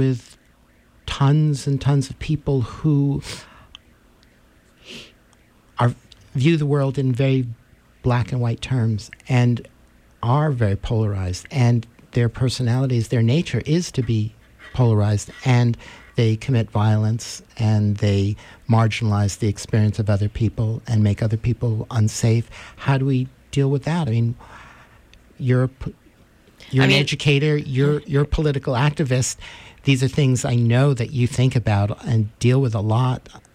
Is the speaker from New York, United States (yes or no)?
yes; New York City, New York, United States; growing up in Manhattan